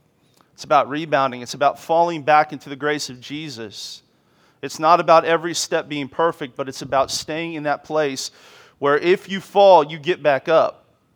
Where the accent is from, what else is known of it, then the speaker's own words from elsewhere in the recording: Washington, District of Columbia, United States; I grew up in Washington, D.C. I'm a military brat, an Army brat.